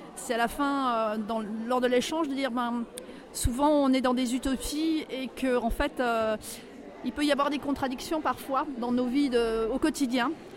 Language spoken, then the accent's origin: French; Brittany, France; je ne suis pas parisienne, voilà, moi je viens de la Bretagne